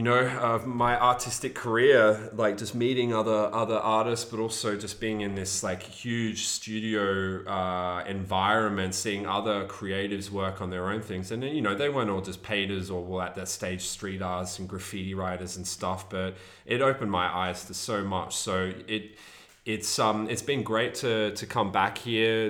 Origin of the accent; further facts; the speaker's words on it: Australia; accent: Aussie; moved away as an adult; also born or lived in England; now in Berlin, Germany; Aussie accent. Not that I really have a strong one compared to some others